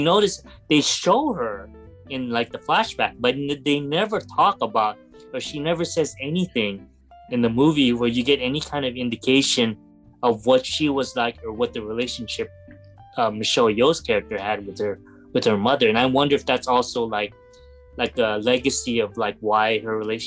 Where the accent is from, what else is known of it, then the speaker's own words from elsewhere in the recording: Philippines; I'm a Filipino